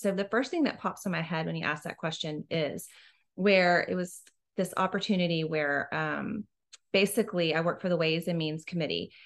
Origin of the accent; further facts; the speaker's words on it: Houston, Texas, United States; also born or lived in Washington, D.C. / Austin; I'm from Houston originally, also, just like you. Um, I went to St. Agnes Academy